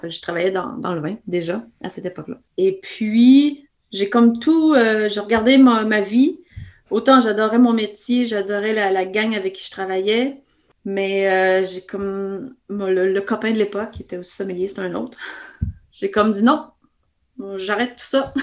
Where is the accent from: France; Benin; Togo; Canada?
Canada; Quebec; accent: Québécois; mon accent québécois me, précède, donc euh, je ne peux me cacher derrière. Donc, je suis bien canadienne-française.